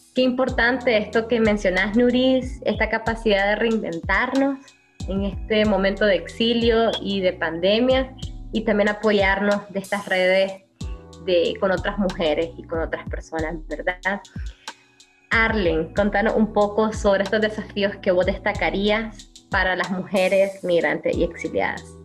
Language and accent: Spanish; Nicaragua; now in Costa Rica; nos enfrentamos como mujeres nicaragüenses, migrantes y exiliadas frente al coronavirus desde Costa Rica